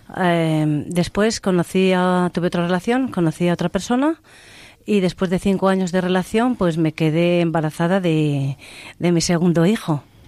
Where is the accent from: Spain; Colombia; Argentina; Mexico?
Spain; Cantimpalos, Castile and León; estuve 14 años con las monjas hijas de la caridad. en, Segovia? Eh, sí, en, en, Cantimpalos, en mi pueblo